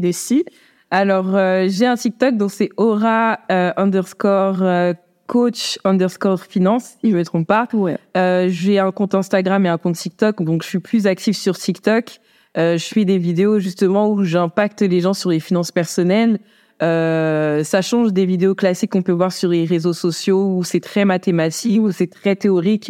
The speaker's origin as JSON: {"language": "French", "country": "France", "tie": "born or raised there", "said": "je suis née en France."}